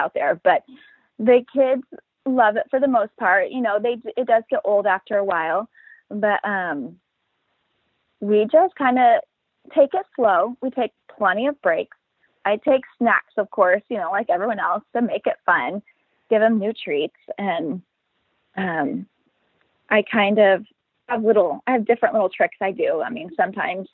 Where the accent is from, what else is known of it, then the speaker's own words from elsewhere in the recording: Midwest, United States; now in Sacramento, United States; I'm from the Midwest, but I live in Sacramento, California